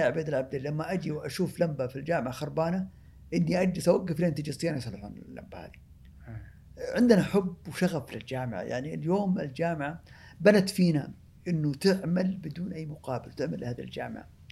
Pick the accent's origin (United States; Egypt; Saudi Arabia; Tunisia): Saudi Arabia; احنا افضل بلد مصدر للبترول في العالم